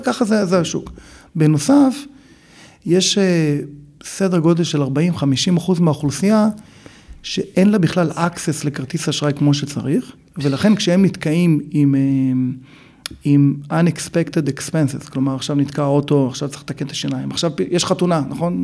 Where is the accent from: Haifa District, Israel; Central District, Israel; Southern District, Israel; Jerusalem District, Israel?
Central District, Israel; Neve Monosson; moved away as an adult; also born or lived in Chicago, United States / California, United States; now in Los Angeles, United States; גדלתי בנווה מונוסון